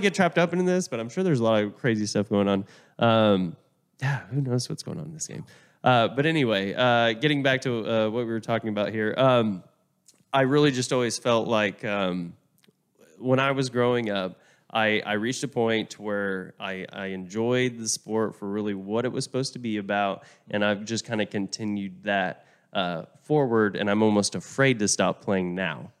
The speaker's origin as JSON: {"language": "English", "region": "Oklahoma", "country": "United States", "tie": "born or raised there", "said": "I'm from Oklahoma"}